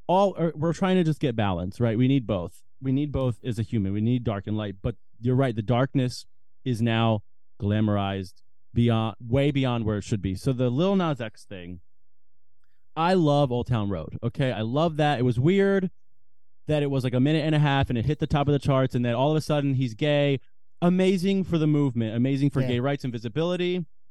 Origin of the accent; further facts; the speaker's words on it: United States; Like, I'm an American boy. I really am.